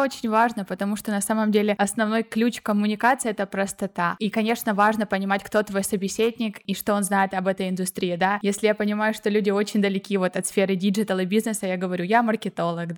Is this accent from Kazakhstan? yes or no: no; Ukraine; moved away as an adult; now in Barcelona, Spain; я из Украины недавно переехала в Барселону